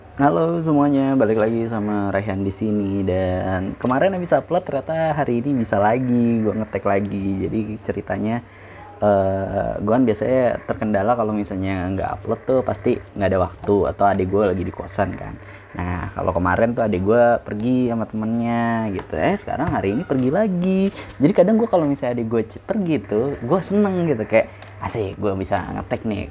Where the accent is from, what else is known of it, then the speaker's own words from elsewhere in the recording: Bekasi, West Java, Indonesia; accent: Bekasi; moved away as an adult; now in Padang, Indonesia; Gua tinggal di Bekasi dari gua S D, kelas satu. Kelas satu semester dua. Oke, hitungan dari kelas dua lah. Dari kelas dua sampai gua S M